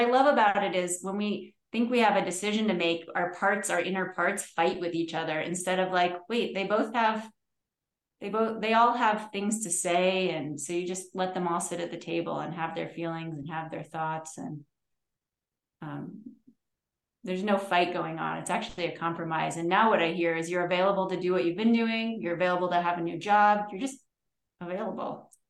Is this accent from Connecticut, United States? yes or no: yes; Connecticut, United States; I'm from Connecticut.